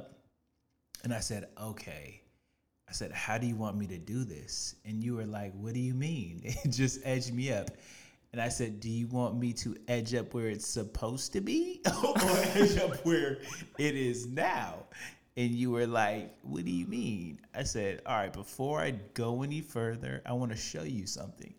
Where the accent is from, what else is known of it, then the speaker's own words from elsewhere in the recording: Arizona, United States; now in Los Angeles, United States; I grew up mostly in Arizona